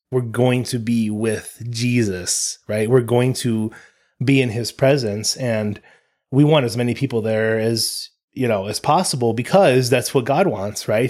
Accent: United States; all three of us were born in America

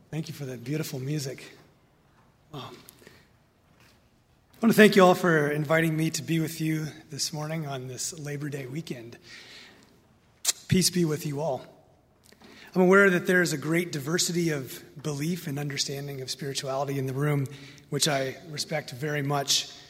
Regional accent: Indiana, United States; now in Minnesota, United States; Now, I love living in Minnesota. I'm a transplant from Indiana and some of the other places I've lived.

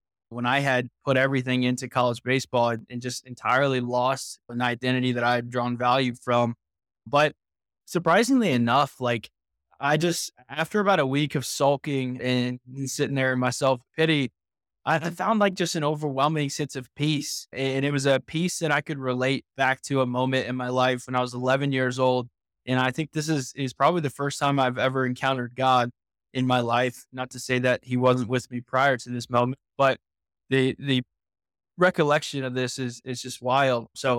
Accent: Indiana, United States; I grew up in Indiana

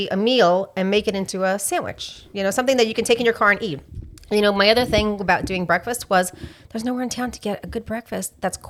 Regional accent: New York, United States; moved away; I grew up in New York.

